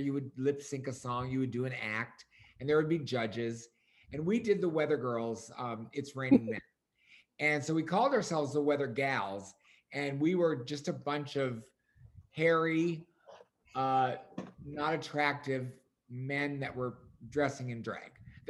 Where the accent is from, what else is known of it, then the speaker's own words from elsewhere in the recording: Minnesota, United States; moved away; when I was living in Minnesota the first time, I'm from Minnesota